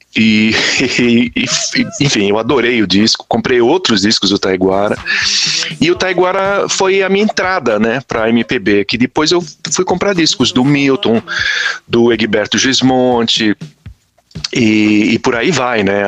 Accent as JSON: {"language": "Portuguese", "region": "São Paulo", "country": "Brazil", "tie": "born or raised there", "said": "eu nasci em São Paulo"}